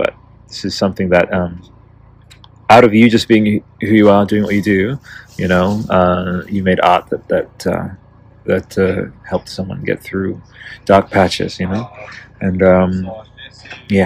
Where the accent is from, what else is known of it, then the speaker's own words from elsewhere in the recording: Canberra, Australian Capital Territory, Australia; not too far from like Canberra, my hometown